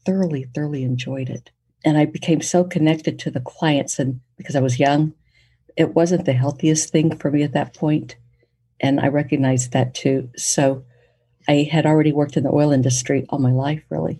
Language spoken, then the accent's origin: English; Poteau, Oklahoma, United States; Growing up in Poto, we didn't have enough people to really field every sport and every activity